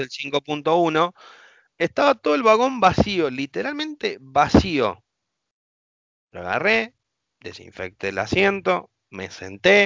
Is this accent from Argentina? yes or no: yes; Argentina; como todo argentino